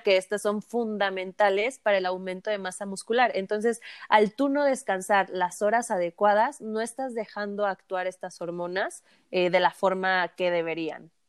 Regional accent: Mexico; Como buen mexicano

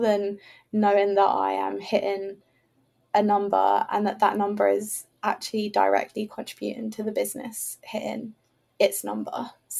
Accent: England, United Kingdom; I assumed, oh, I'm an English person.

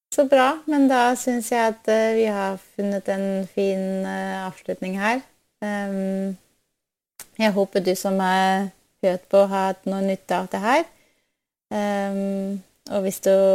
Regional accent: Germany; Norwegian is a second language; now in Norway; Jeg er opprinnelig fra, fra Tyskland, og så når jeg kom til, eh, til Norge

